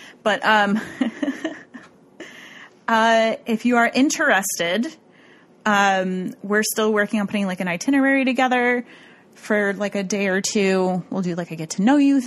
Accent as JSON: {"language": "English", "town": "Rochester", "region": "New York", "country": "United States", "tie": "born or raised there", "said": "my hometown really loves me. I'm a celebrity here, you guys, in Rochester, New York"}